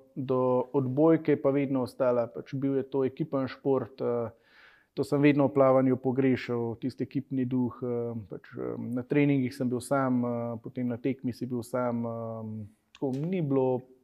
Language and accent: Slovenian; Slovenia; si iz Slovenije